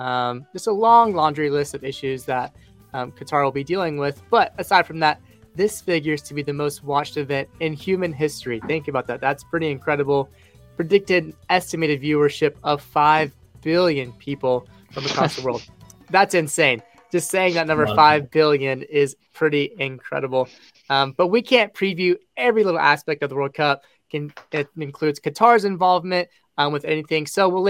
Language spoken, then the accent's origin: English; United States; join with me are … and …. We are three American football fans